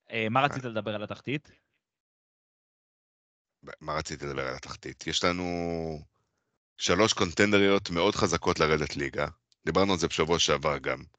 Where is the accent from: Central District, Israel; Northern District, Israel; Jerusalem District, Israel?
Central District, Israel; Petah Tikva; יש לי סוף ספוט להפועל פתח תקווה, כי, כי גדלתי בפתח תקווה.